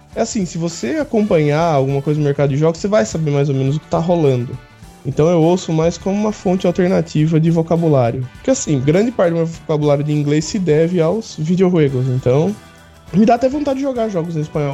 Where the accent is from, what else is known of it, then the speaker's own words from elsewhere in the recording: Brazil; nós brasileiros